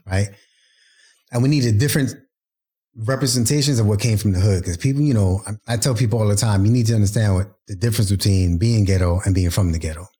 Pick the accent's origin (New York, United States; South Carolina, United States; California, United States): New York, United States; New York City; Brooklyn's my hometown